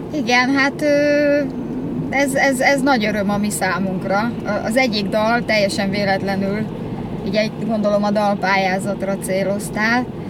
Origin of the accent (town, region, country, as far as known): Győr, Győr-Moson-Sopron, Hungary; born or raised there; moved away as an adult; now in Budapest, Hungary